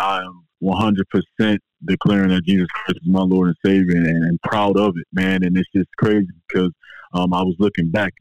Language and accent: English; Philadelphia, Pennsylvania, United States; moved away; also born or lived in Florida; I grew up originally in Philadelphia, Pennsylvania